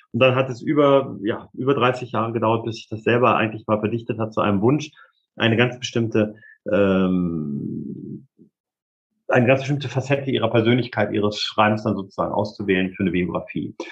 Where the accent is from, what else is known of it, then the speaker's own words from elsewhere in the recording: Hameln, Lower Saxony, Germany; meine Heimatstadt Hameln